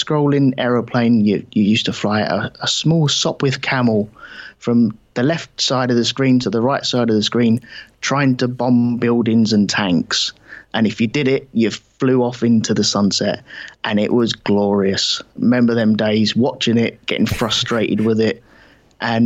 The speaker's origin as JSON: {"language": "English", "region": "London", "country": "United Kingdom", "tie": "born or raised there", "said": "I was brought up in southeast London"}